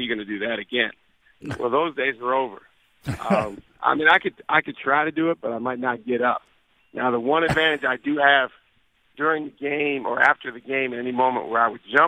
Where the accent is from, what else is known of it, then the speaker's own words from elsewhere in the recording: Madison, Wisconsin, United States; I'm from the Madison area